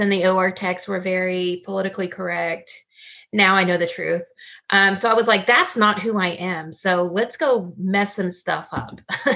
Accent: Central Florida, United States; moved away as an adult; I'm actually from Central Florida, small town

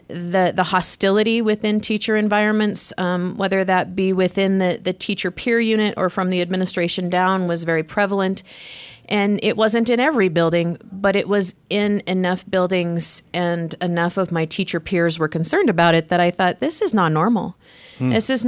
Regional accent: Wyoming, United States; now in Utah, United States; I came from Wyoming.

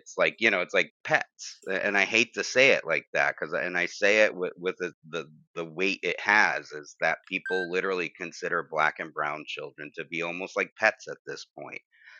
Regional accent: Bridgeport, Connecticut, United States; I grew up Italian Catholic in Bridgeport

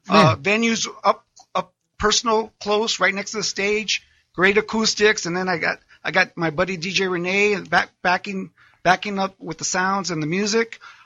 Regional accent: Los Angeles, California, United States; the same neighborhood where I grew up over in Silver Lake.

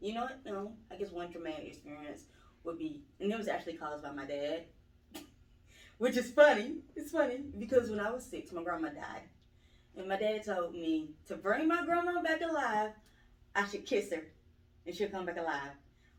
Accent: Thomaston, Georgia, United States; Thomaston, Georgia.

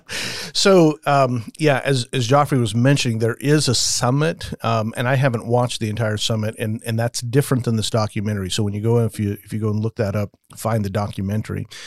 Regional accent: Las Vegas, Nevada, United States; I grew up in Vegas

